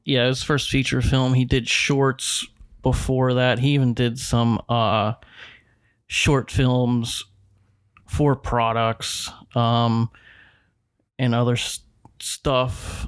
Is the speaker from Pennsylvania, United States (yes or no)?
yes; Pittsburgh, Pennsylvania, United States; Yeah, we're from the South Hills.